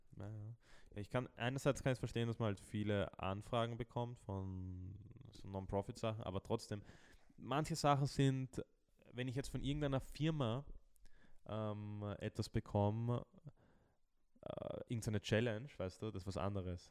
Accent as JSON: {"language": "German", "country": "Austria", "said": "bei uns in Österreich"}